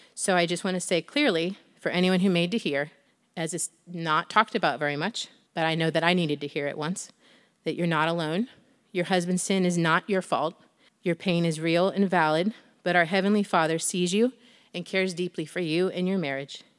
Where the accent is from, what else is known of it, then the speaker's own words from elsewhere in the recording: Northwestern Ohio, United States; I'm from Northwestern Ohio, born and raised on my family's farm